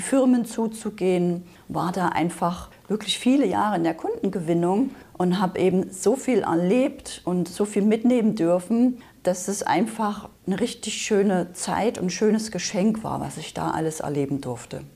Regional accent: Saxony, Germany; moved away; also born or lived in Berlin; Also ich bin ursprünglich aus Sachsen, das hört man vielleicht noch so ein bisschen

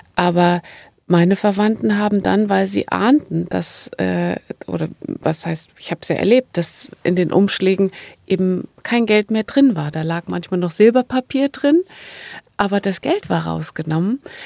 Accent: GDR, East Germany, Germany; Ich bin in der DDR groß geworden

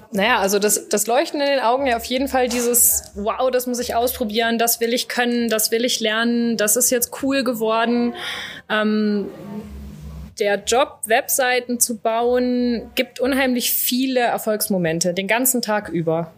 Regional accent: Düsseldorf, North Rhine-Westphalia, Germany; mein Vater ist Niederländer und, äh, ich bin, äh, geboren in Düsseldorf

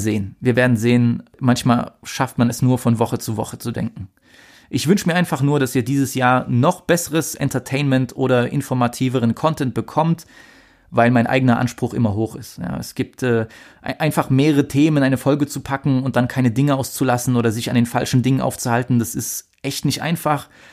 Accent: Germany; Bei uns in Deutschland

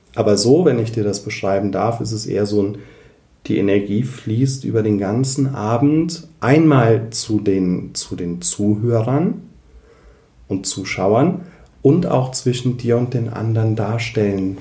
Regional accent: Koblenz, Rhineland-Palatinate, Germany; bei uns in Koblenz

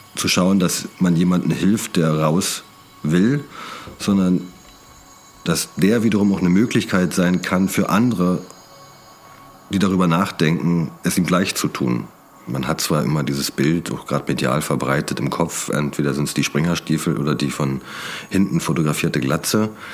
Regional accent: Brandenburg, Germany; moved away as an adult; also born or lived in Berlin; Ich bin aus Brandenburg, ähm, bin da auch groß geworden, später nach Berlin gezogen

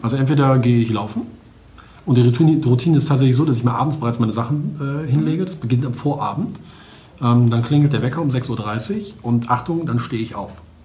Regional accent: Wuppertal, North Rhine-Westphalia, Germany; now in Düsseldorf, Germany; ich komme aus, ähm, eigentlich aus Wuppertal, wohne aber in Düsseldorf

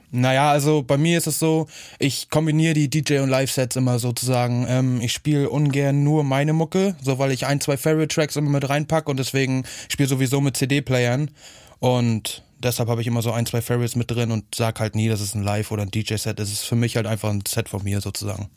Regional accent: Hagenow, Mecklenburg-Vorpommern, Germany; moved away; ursprünglich komme ich eigentlich aus Hagenow, so, das ist halt in Mecklenburg-Vorpommern

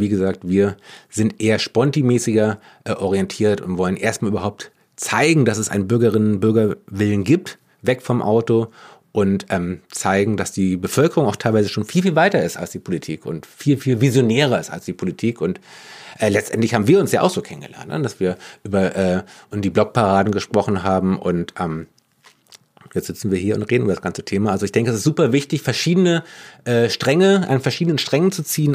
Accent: Berlin, Germany; Wir sind Berlinerinnen, wir sind Berliner, wir mögen eigentlich alle auch unsere Stadt

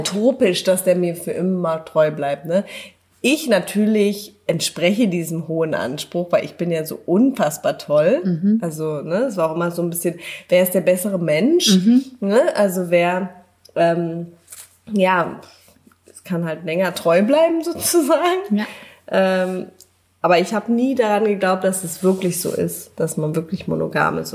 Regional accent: Berlin, Germany; Ich komme aus Berlin.

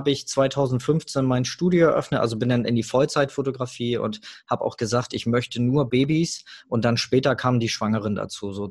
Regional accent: Hamburg, Germany; ich komme aus Hamburg

